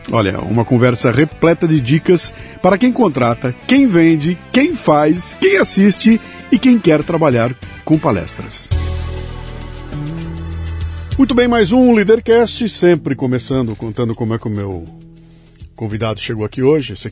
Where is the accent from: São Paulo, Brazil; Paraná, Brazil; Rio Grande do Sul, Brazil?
São Paulo, Brazil; Pindamonhangaba; eu sou de Pindamonhangaba, que é a cidade vizinha ali, tá do lado, moro em Pinda até hoje.